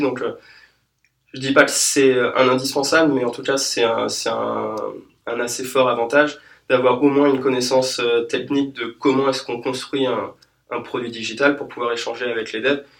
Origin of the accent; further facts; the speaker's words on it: France; nous, en tant que Français